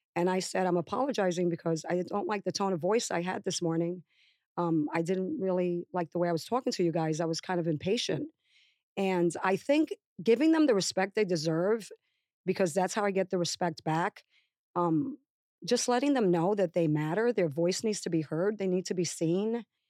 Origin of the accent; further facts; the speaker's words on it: New York, United States; moved away as an adult; also born or lived in Puerto Rico; now in New Jersey, United States; I came from the South Bronx, from, you know, the Bronx, Manhattan, New York